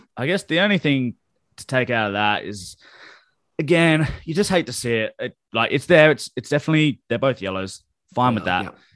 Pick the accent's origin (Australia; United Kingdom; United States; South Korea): Australia; Adelaide, South Australia; we're from Adelaide